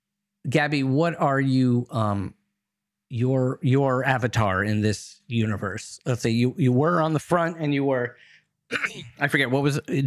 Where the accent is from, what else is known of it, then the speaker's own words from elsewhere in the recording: United States; I must say, in this universe, when I was growing up, I grew up just outside Washington, D.C.